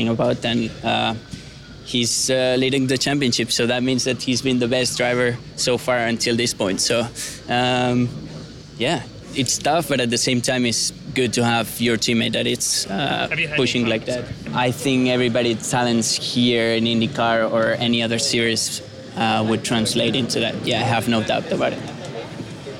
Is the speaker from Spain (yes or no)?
yes; Spain; moved away as an adult; I'm from Spain and I love my country, but I'm also, as you said, I moved here this year